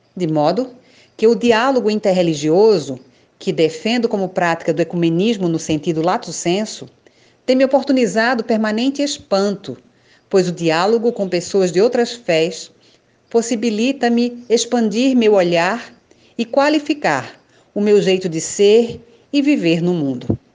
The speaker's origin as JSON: {"language": "Portuguese", "town": "Recife", "region": "Pernambuco", "country": "Brazil", "tie": "born or raised there", "said": "nasci em Recife, Pernambuco, há 50 anos"}